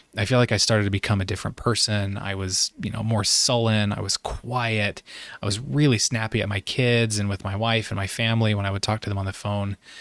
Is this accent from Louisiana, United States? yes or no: no; Idaho, United States; moved away as an adult; also born or lived in Utah / Virginia; I'm originally from Idaho, so the Pacific Northwest.